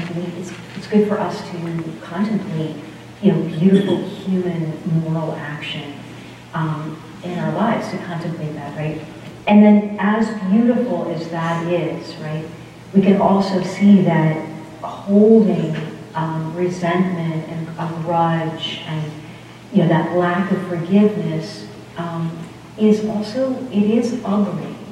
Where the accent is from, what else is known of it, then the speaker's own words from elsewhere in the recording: Boston, Massachusetts, United States; now in Vienna, United States; I'm from Boston.